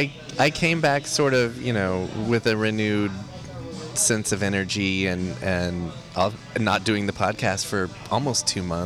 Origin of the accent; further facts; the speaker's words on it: Texas, United States; moved away; also born or lived in New Mexico; I grew up in Texas and spent a little bit of time in New Mexico growing up